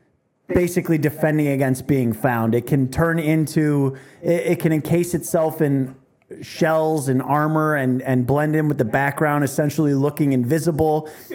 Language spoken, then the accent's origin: English; Midwest, United States; Bitch, I'm from the Midwest. I'm a simple man.